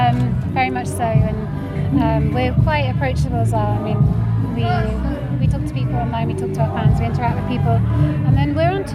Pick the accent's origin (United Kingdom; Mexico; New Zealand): United Kingdom; London; We're sort of Londoners, really.